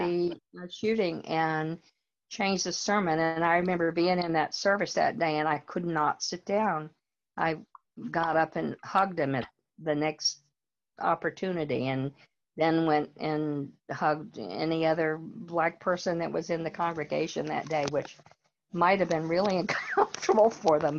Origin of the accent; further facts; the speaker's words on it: North Carolina, United States; moved away as an adult; also born or lived in Richmond, Virginia; now in Fredericksburg, United States; I grew up in North Carolina.